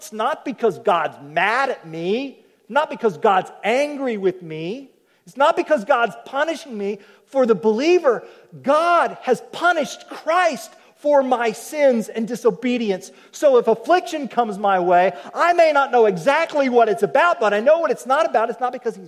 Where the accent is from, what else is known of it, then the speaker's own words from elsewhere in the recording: Oklahoma, United States; I'm from Oklahoma. Okies like ropes